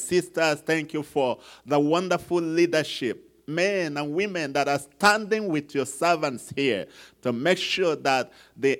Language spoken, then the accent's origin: English; Nigeria; this guy that is from Nigeria